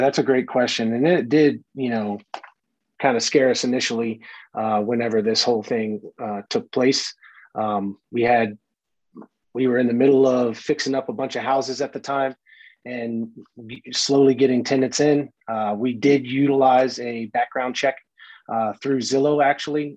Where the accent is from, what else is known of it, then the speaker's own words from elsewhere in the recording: Brooksville, Florida, United States; moved away; I grew up in Brooksville, Florida, which is just north of Tampa.